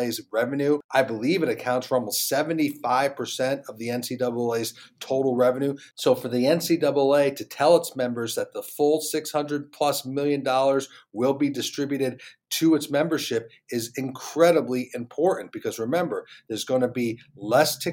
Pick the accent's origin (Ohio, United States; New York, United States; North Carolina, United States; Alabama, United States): North Carolina, United States; my home state of North Carolina